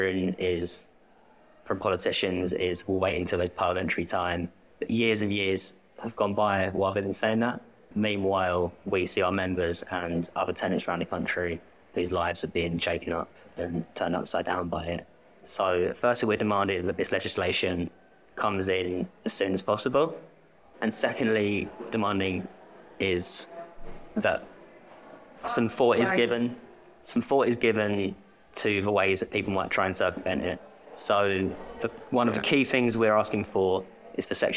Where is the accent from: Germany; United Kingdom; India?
United Kingdom; London; also born or lived in Bristol; I'm from South London, moved back